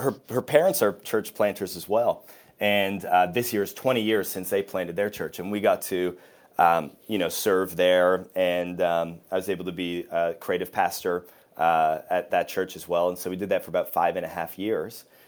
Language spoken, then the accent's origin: English; Waterloo, Ontario, Canada; moved away as an adult; also born or lived in Australia / Sweden; I grew up in Waterloo, which is where Slate Church is